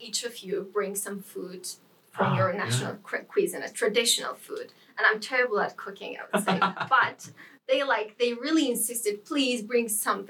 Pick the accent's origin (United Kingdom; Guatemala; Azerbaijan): Azerbaijan; Baku; moved away as an adult; now in Lund, Sweden; I'm coming from a capital city, which is overcrowded.